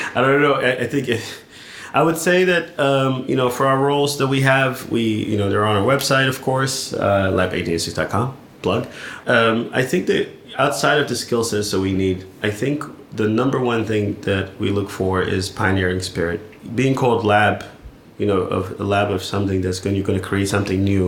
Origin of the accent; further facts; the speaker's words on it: California, United States; moved away as an adult; also born or lived in London; now in Berlin, Germany; I'm from California